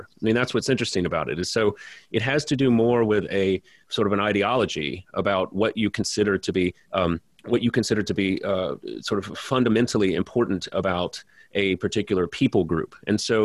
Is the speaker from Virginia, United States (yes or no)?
no; Louisiana, United States; I'm from Louisiana